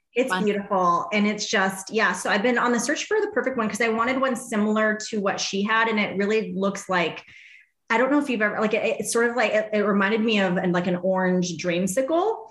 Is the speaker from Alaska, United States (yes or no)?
no; Arizona, United States; I grew up here in Arizona